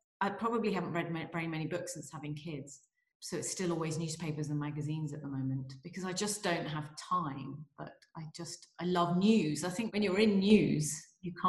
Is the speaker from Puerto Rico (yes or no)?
no; London, United Kingdom; also born or lived in Nottingham; I was born in London